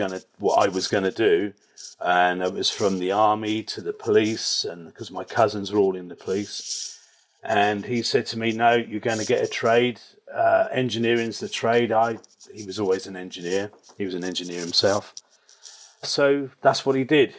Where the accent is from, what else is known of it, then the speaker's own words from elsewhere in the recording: Reading, South East England, United Kingdom; I grew up in Berkshire, in Reading in Berkshire.